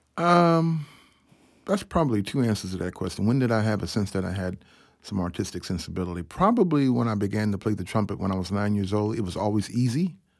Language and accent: English; Atlanta, Georgia, United States; I grew up in Ebenezer Baptist Church in Atlanta, Georgia